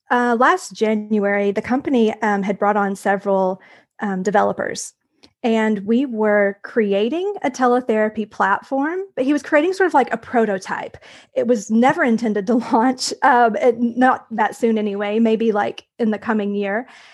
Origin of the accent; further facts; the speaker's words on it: Tennessee, United States; moved away as an adult; also born or lived in Brownsville, Texas / Harlingen, Texas; I'm originally from Tennessee. So we moved back to Tennessee about five years ago